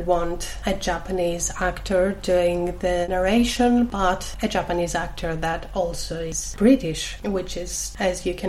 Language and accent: English; Greece; accent: Greek; my accent, which is obviously Greek